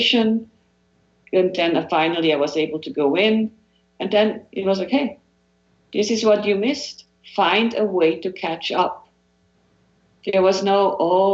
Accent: Switzerland; moved away; growing up in Switzerland

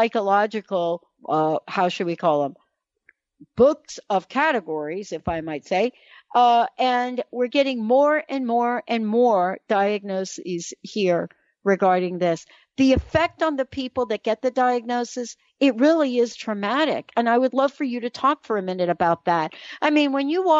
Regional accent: New York City, New York, United States; I was born in the Bronx, New York

